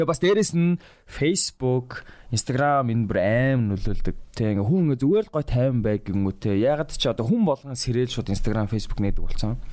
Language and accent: Mongolian; Mongolia; also born or lived in United States; би түрк биш шүү дээ. Come on би монгол шүү дээ.